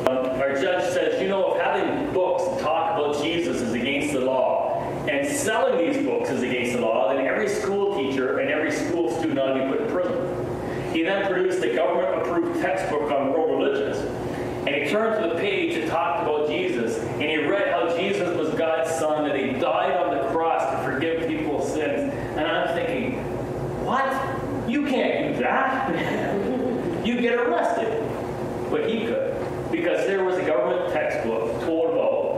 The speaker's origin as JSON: {"language": "English", "country": "Canada", "also_born_or_lived": "Nepal"}